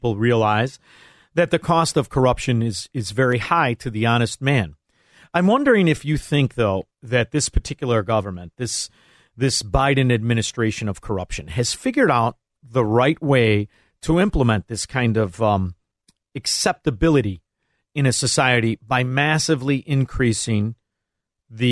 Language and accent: English; Chicago, Illinois, United States; now in Florida, United States; I live in Florida, but I'm from Chicago